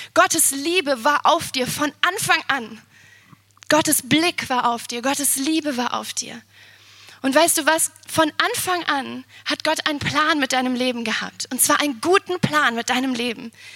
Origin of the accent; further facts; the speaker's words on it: Siegen, North Rhine-Westphalia, Germany; now in Potsdam, Germany; ich bin in Siegen geboren